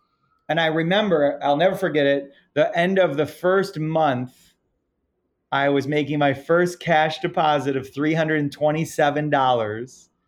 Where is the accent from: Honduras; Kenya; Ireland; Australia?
Ireland; I'm Irish, so I'm an eternal optimist